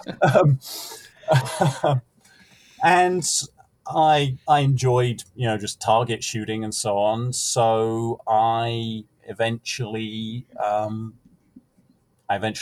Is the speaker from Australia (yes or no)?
no; United Kingdom; moved away as an adult; now in Midwest, United States; as a young man in Britain